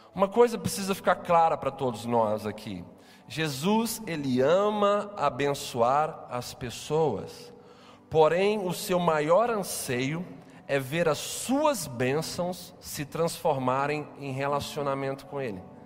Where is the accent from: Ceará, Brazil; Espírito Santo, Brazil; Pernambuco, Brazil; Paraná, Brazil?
Espírito Santo, Brazil; Capixabas; enquanto capixabas enquanto cidadãos dessa cidade